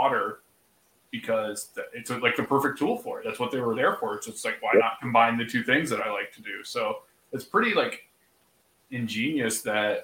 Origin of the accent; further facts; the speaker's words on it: Laurelville, Ohio, United States; I grew up in the Hocking County in the Hocking Hills of Ohio, like Salt Creek, like you mentioned the town Lorville. That's where I went to elementary school